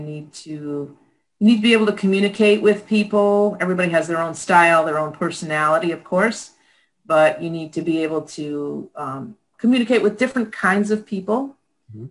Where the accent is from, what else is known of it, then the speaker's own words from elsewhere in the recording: Connecticut, United States; moved away as an adult; also born or lived in Clifton Park, New York; I grew up in Connecticut